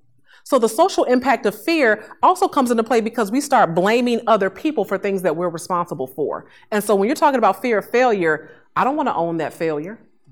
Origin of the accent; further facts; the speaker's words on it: Chicago, Illinois, United States; I grew up in Inglewood, south side of Chicago, you know, for several years